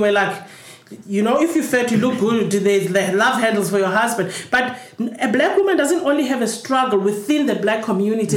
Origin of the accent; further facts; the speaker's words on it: Cape Town, Western Cape, South Africa; When we grew up in Crossroads